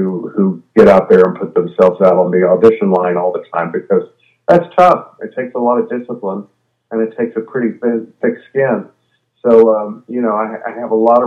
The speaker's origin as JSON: {"language": "English", "town": "Sugar Land", "region": "Texas", "country": "United States", "tie": "born or raised there", "moved": "yes", "said": "I'm from Sugar Land, Texas, which is a suburb of Houston, Texas"}